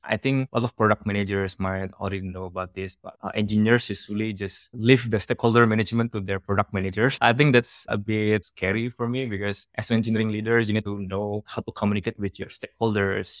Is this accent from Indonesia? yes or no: yes; Indonesia; first language Javanese; English is a second language; moved away; English is my third language